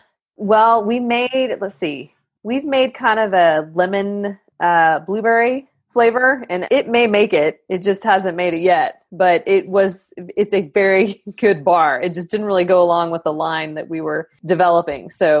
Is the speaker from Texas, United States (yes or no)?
yes; Lubbock, Texas, United States; Well, I was from Lubbock, which is even worse.